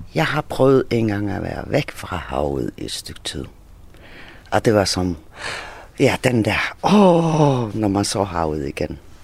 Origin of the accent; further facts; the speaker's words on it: Faroe Islands; now in Hvide Sande, Denmark; det er også det nærmeste, jeg kommer med hjemland, så jeg er færing